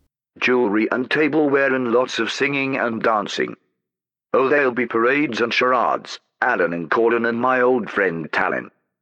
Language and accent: English; East of England, United Kingdom; To be honest, I don't know where Doncaster is. I'm from Essex.